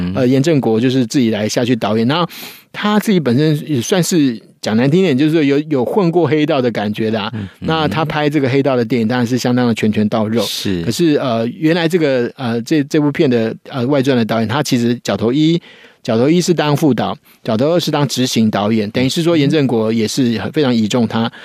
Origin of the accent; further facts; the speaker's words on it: Taiwan; 其实我们台湾人都是这样子啊